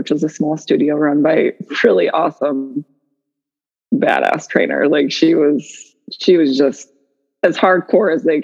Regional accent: Utah, United States; now in Sequim, United States; We grew up in Utah.

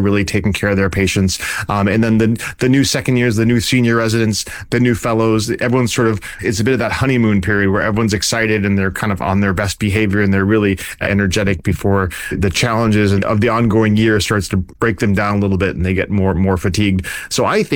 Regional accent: Vermont, United States; moved away as an adult; now in California, United States; I grew up in Vermont where it was, went to medical school in Vermont

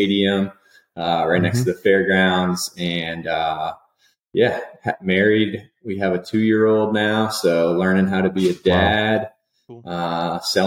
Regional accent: near Miami, South Florida, United States; moved away; also born or lived in Minnesota; I grew up I'm a South Florida guy. I grew up near Miami

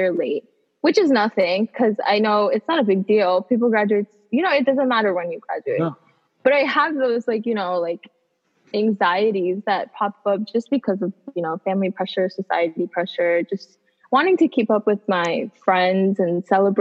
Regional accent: United States; also born or lived in Bangladesh; I was born in Bangladesh, but then we moved here when I was 7, so I'm Bangladeshi American. So I have two parts of me because I was raised here, but I was born somewhere else.

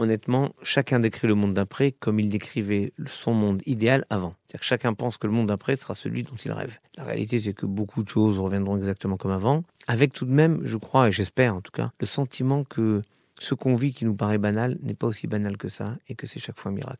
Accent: Orly, Île-de-France, France; J'ai vécu quand j'étais jeune, j'ai vécu à Orly

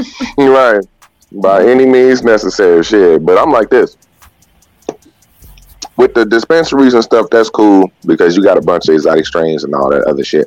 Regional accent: Chicago, Illinois, United States

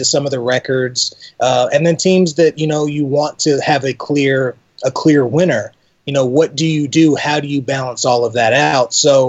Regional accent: Texas, United States; also born or lived in Ipswich, United Kingdom; So I was born in Ipswich. Okay. My family moved to Texas when I was about 1.

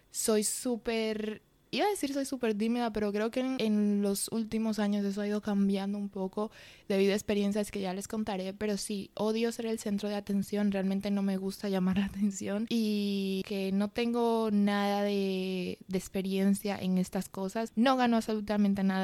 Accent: Madrid, Community of Madrid, Spain; accent: mixed Dominican and Spanish; yo nací en España, em, en, Madrid para ser más específicos, y mis padres son de la República Dominicana, entonces realmente siempre tuve un acento un poco mezclado con lo que es el acento dominicano y el acento español

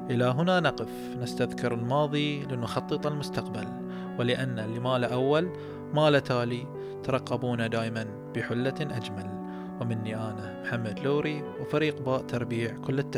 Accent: Bahrain; يحق لنا كبحرينيين نفتخر بالمركزية اللي حظت فيها مملكتنا الحبيبة

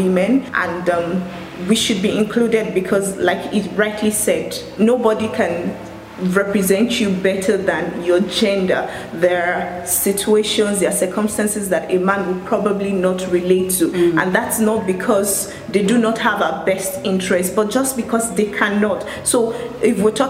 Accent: Lagos, Nigeria; I'm from Lagos, Nigeria

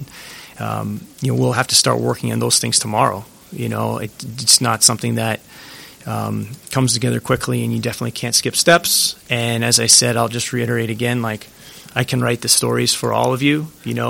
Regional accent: New England, United States; you guys know I'm from New England

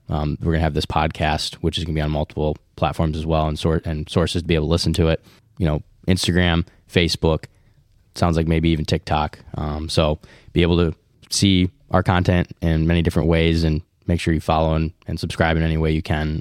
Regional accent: West Michigan, United States; We're three men from West Michigan

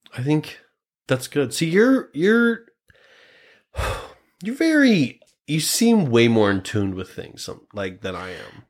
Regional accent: Grand Island, Nebraska, United States; I'm from Nebraska

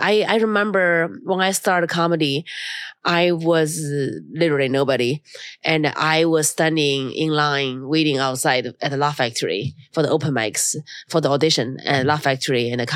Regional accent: China; English is a second language; now in United States; My hometown is very, very cold in China.

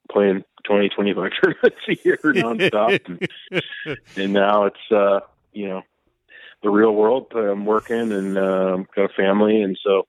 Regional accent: Santa Barbara, California, United States; moved away as an adult; now in Las Vegas, United States; I grew up in Santa Barbara, California.

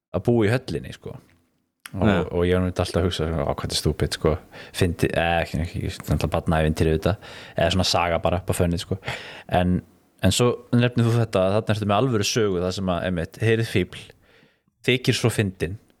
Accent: Iceland; alast upp á Íslandi á þeim tíma sem að ég var alast upp

